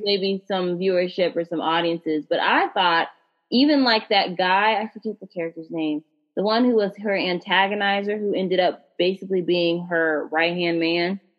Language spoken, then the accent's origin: English; United States; as a black American